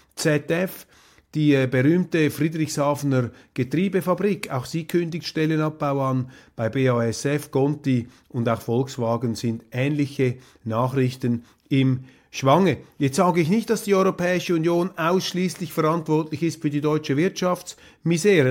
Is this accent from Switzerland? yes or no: yes; Switzerland; wir Schweizer